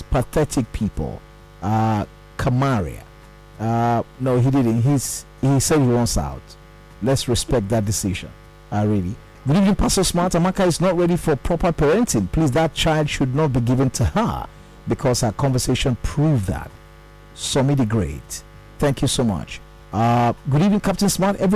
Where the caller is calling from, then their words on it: Lagos, Nigeria; I'm calling from Lekki at the moment.